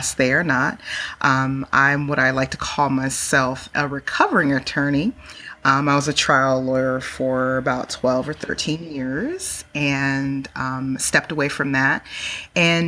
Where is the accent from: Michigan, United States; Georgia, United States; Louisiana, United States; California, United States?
California, United States; Bay Area; moved away as an adult; also born or lived in East Coast, United States; I'm born and raised in California. I'm a 100% Cali girl to the bone, Bay Area. Moved to the East Coast.